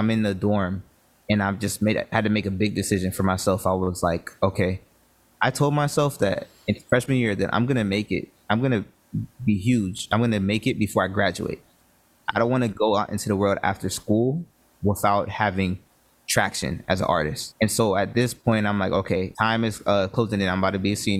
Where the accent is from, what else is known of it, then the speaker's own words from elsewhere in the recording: Broward County, South Florida, United States; I'm from Florida. I'm from South Florida, from Broward County